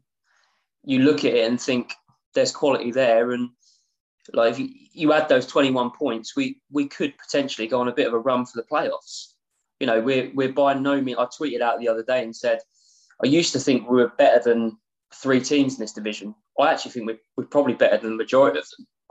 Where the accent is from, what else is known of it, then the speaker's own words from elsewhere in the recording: Cambridge, East of England, United Kingdom; moved away; I'm from Cambridge originally.